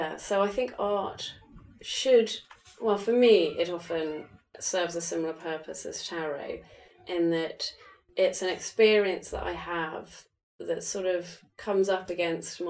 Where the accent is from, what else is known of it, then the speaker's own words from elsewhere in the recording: England, United Kingdom; moved away; I'm from England